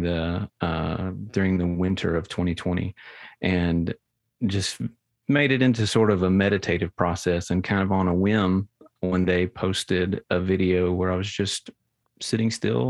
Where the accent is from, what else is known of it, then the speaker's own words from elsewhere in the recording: Munford, Tennessee, United States; I'm from Munford, Tennessee. It's a town of like 3,000 people